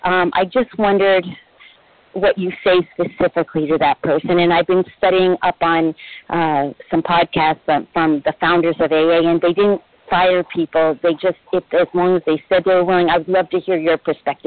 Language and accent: English; Costa Rica; I'm from Costa Rica